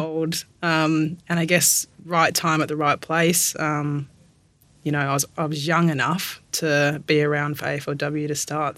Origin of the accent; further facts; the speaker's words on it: Perth, Western Australia, Australia; moved away as an adult; also born or lived in Brighton, England / Brisbane; now in Melbourne, Australia; born in the UK, moved to Perth when I was 7